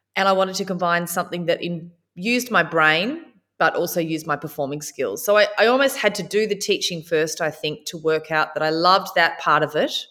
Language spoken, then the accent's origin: English; Warrnambool, Victoria, Australia; growing up in Warner Ball and watching Tracy Grimshaw